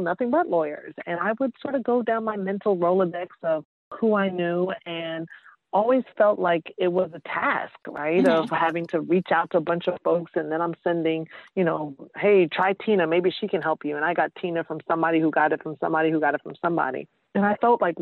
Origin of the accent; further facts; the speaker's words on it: New York City, New York, United States; moved away; also born or lived in Georgia / Massachusetts / Washington, D.C.; I'm originally from New York, East Elmhurst